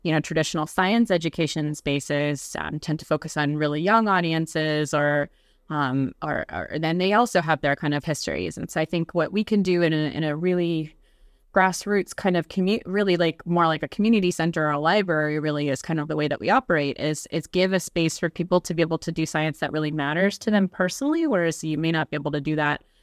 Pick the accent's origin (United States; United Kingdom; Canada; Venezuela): United States; West Virginia; now in Brooklyn, New York, United States; I'm from West Virginia originally, so I, um, grew up in a pretty small community